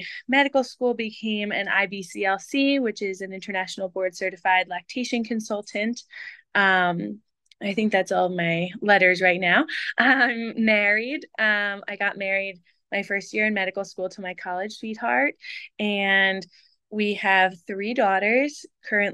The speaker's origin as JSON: {"language": "English", "region": "Northeast", "country": "United States", "tie": "born or raised there", "moved": "yes", "said": "I grew up in the Northeast, which I feel like is somewhat of a fast-paced area"}